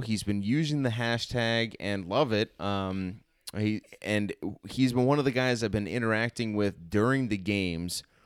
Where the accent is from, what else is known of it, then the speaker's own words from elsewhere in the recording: Chicago, Illinois, United States; as a Chicagoan